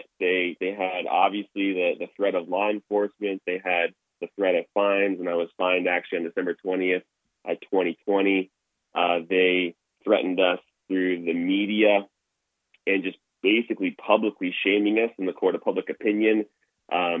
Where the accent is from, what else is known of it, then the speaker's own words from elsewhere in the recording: Toronto, Ontario, Canada; now in Alberta, Canada; I grew up in Toronto, Ontario, and grew up in a non-Christian household